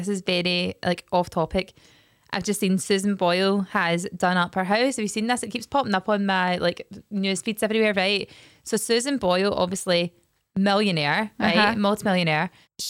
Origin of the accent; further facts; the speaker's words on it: Scotland, United Kingdom; we are Scottish